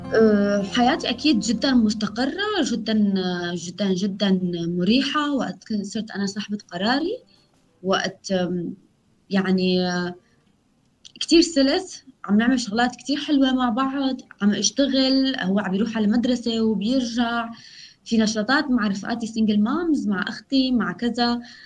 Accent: Syria; also born or lived in Erbil, Iraq / Turkey; now in Berlin, Germany; كوني لاجئة سورية

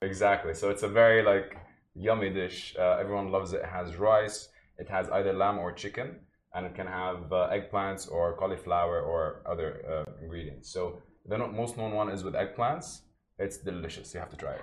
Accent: Jordan; also born or lived in Palestine (ancestry); now in Dubai, United Arab Emirates; I lived in Jordan most of my life, but I'm originally from Palestine, both parents

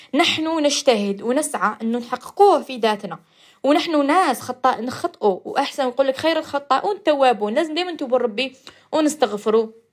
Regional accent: Algeria; accent: Algerian dialect; اللهجه تاعنا الجزائريه

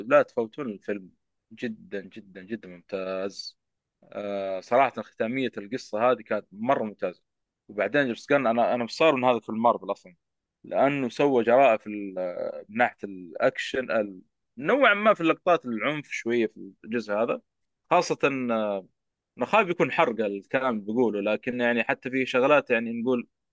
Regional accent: Jeddah, Makkah Province, Saudi Arabia; عندنا في جده

